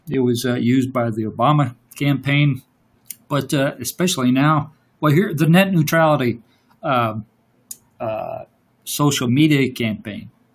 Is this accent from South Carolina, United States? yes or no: no; Louisiana, United States; I'm from Louisiana